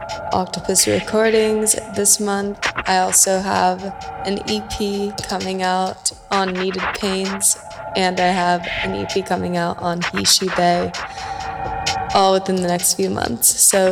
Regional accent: Finland; now in Seattle, United States; I am from Finland, living in Seattle.

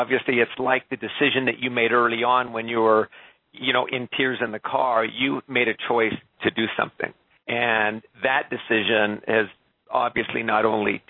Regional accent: Canada; also born or lived in Quebec; being a Canadian, having spent a couple of years in Quebec

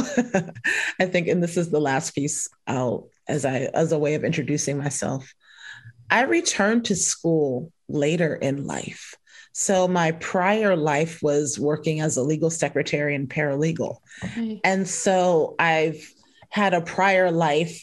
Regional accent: New Jersey, United States; also born or lived in Camden, New Jersey / Willingboro, New Jersey; So I was born and raised in Jersey and call myself a Jersey girl, which actually as a South Jersey girl

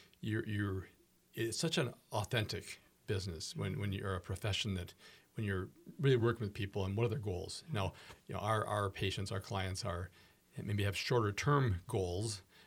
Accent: Minneapolis, Minnesota, United States; In Minneapolis versus St. Paul, so mm-hmm. I was born and raised in Minneapolis.

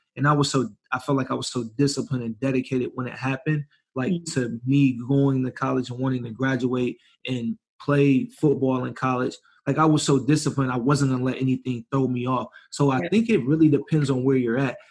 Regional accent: Ypsilanti, Michigan, United States; moved away as an adult; now in San Diego, United States; from Ypsilanti, Michigan

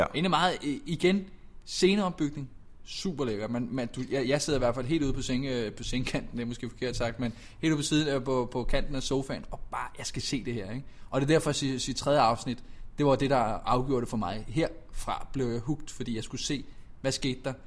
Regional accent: Denmark

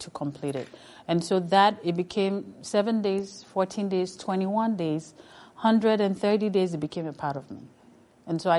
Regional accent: Sierra Leone; moved away; I come from Sierra Leone, the only country where you use air, land, and sea

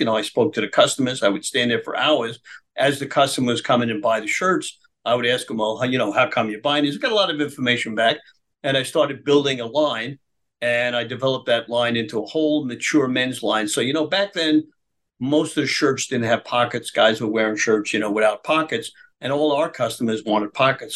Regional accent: New York City, New York, United States; I was born in Brooklyn

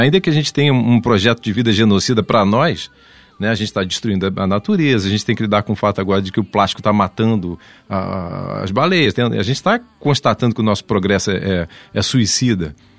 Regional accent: Brazil; also born or lived in Germany / Portugal

